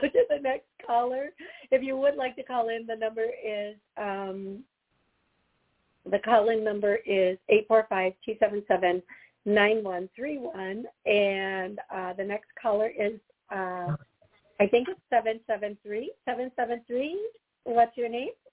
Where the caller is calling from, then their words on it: Chicago, Illinois, United States; I'm calling from Chicago